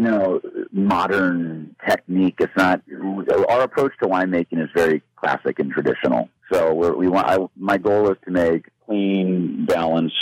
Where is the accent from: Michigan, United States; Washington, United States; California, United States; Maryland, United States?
California, United States; St. Helena; I grew up in St. Helena.